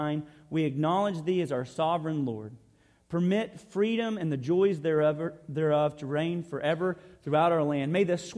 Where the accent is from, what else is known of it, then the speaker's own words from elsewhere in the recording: Arkansas, United States; I'm coming from Arkansas